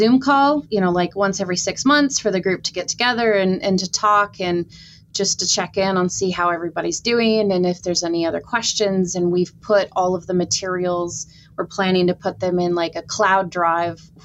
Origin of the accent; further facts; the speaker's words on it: Washington, United States; also born or lived in Seattle, Washington / Scotland; now in Bloomington, United States; I'm from Washington State originally.